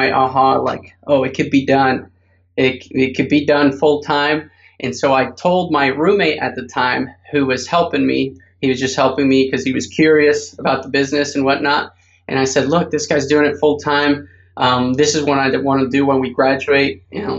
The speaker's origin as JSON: {"language": "English", "country": "Paraguay", "second_language": "English", "moved": "as an adult", "lives_now": "United States", "said": "And a fact about me that people don't know, most people don't know, I'm from Paraguay originally, came to the States when I was 18, never had a job right out of college, started e-commerce"}